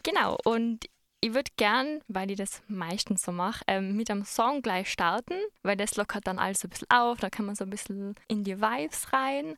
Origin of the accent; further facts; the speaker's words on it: Innsbruck, Tyrol, Austria; bei uns in Innsbruck